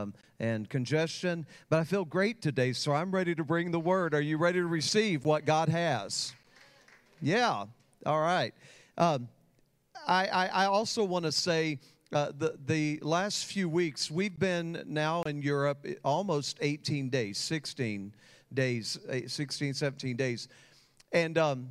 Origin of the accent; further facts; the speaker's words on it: Texas, United States; I grew up in Texas